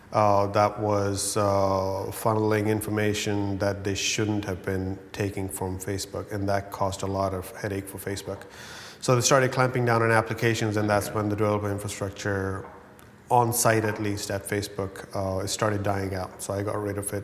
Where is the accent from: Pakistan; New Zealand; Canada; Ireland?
Pakistan; I come from Pakistan.